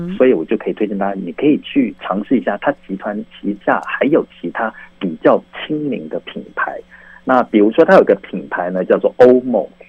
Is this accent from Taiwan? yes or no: yes; Taiwan; 我们台湾人